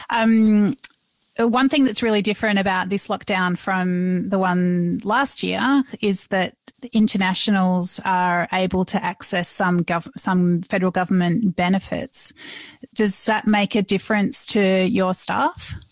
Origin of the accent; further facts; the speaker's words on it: Melbourne, Victoria, Australia; I'm from Melbourne